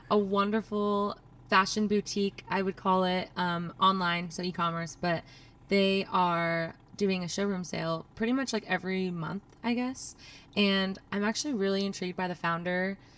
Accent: Lake Havasu City, Arizona, United States; I am from Lake Havasu City, so I grew up in a small town in Arizona, and I went to school at the University of Arizona.

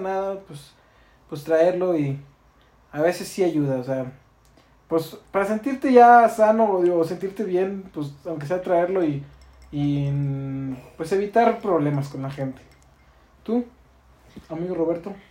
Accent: Mexico; nos identifica como gente mexicana

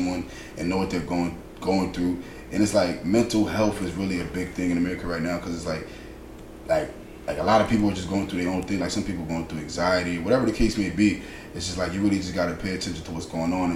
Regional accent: Bridgeport, Connecticut, United States; growing up in Bridgeport

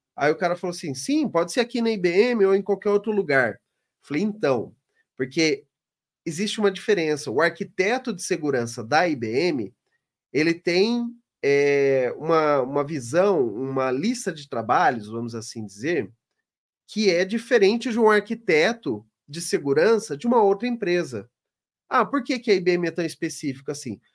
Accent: Londrina, Paraná, Brazil; lá na minha cidade, no Paraná, em Londrina.

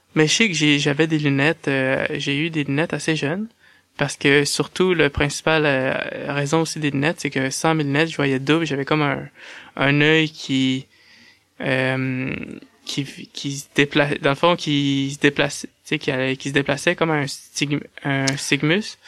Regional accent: Saint-Georges, Quebec, Canada; je suis né à Saint-Georges-de-Beauce, au Québec

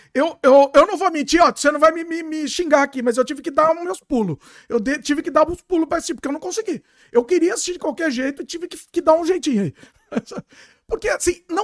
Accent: São Paulo, Brazil; now in Canada; Eu tô no Canadá agora, mas eu sou de São Paulo.

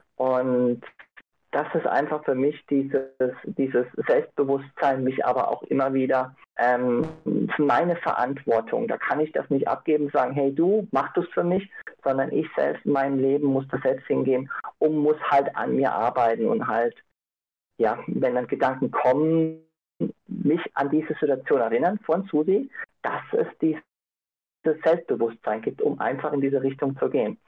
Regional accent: Innsbruck, Tyrol, Austria; also born or lived in Ireland; ich komme aus Innsbruck, habe vor fünf Jahren in Irland gelebt

